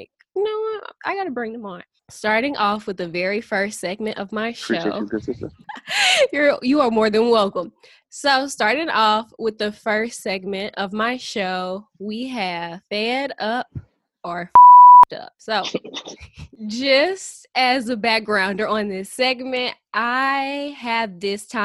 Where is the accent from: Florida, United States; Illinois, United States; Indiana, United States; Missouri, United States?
Missouri, United States; St. Louis; I'm from St. Louis